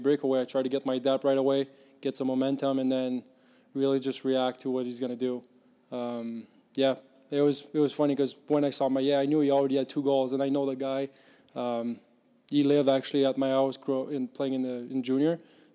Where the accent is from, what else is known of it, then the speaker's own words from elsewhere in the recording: Victoriaville, Quebec, Canada; moved away; I grew up in Victoriaville where there's a Q team